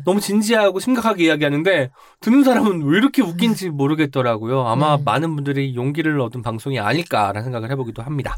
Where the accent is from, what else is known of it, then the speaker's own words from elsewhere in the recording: Jeonju, North Jeolla, South Korea; 제가 전주 사람 이지만